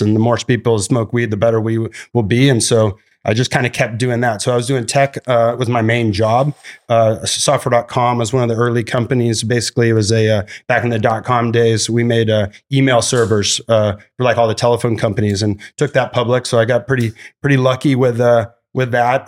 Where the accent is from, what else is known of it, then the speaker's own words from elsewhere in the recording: Santa Barbara, California, United States; Santa Barbara's my, my hometown, which is where we started uh, Glass House. Uh, went to Santa Barbara High